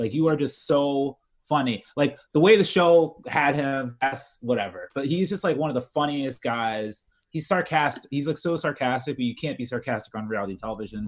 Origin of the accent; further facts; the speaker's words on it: United States; I'm American.